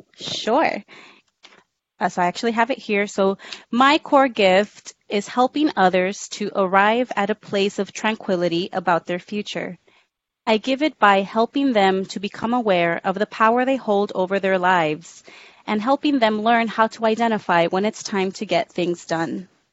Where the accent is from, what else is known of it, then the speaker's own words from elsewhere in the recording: Rio Grande Valley, Texas, United States; moved away as an adult; also born or lived in Harlingen, Texas / San Antonio, Texas; I was born in Harlingen, Texas, which is a small town at the very tip of Texas. Uh, I didn't live in Harlingen. I lived a little bit really south souther than um, than Harlingen, but I grew up down there.